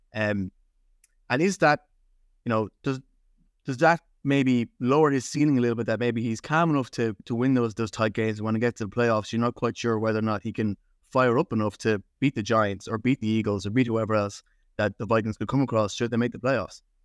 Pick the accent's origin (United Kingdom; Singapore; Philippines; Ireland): Ireland; as American football fans in Ireland